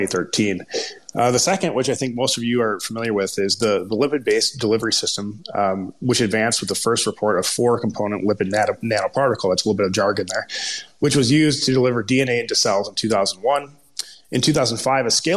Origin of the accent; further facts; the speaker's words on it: Minnesota, United States; accent: Minnesota; my terrible Minnesota accent